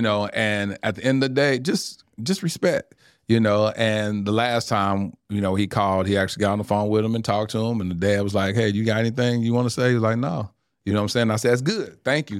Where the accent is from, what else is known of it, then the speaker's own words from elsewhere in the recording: Mesquite, Texas, United States; I grew up in the Assemblies of God. only black family in an all-white church in Mesquite, Texas